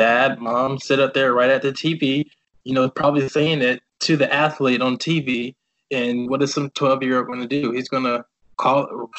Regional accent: the South, United States; This is like America, and especially growing up in the South, like, what?

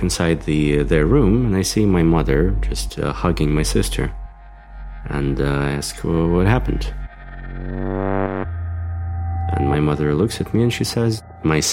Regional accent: Moscow, Russia; I grew up in Moscow. I was born and raised here.

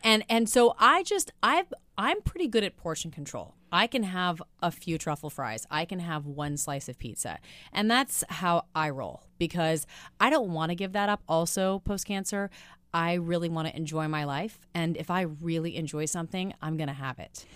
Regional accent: Midwest, United States; moved away; I'm a girl from the Midwest

